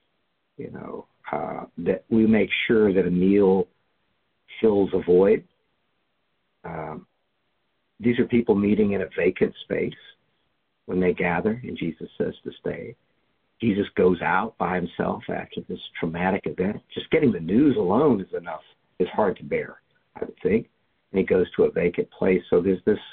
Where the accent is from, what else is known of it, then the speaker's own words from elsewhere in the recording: the South, United States; I grew up in the South